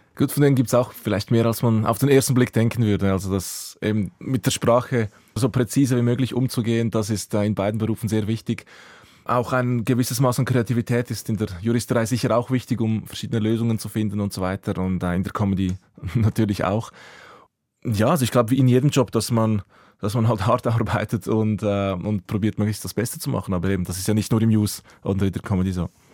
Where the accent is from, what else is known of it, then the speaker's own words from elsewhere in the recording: Säuliamt, Zurich, Switzerland; first language Croatian; German is a second language; also born or lived in Croatia; meine Jugend im Säuleamt, in Wetzwil oder Affolter am